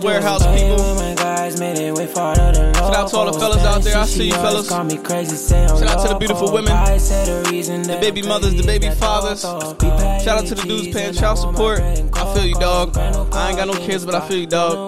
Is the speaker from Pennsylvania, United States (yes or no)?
yes; Pennsylvania, United States; I'm from Pennsylvania